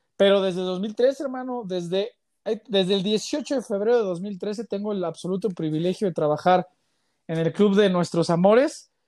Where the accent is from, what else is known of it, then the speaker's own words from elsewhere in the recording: Mexico City, Mexico; moved away as an adult; now in Guadalajara, Mexico; yo soy, bueno, yo soy chilango